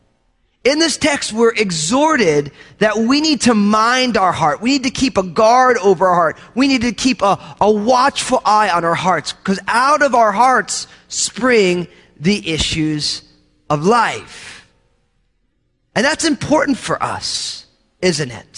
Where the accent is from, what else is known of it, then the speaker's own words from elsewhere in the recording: New Jersey, United States; I grew up in New Jersey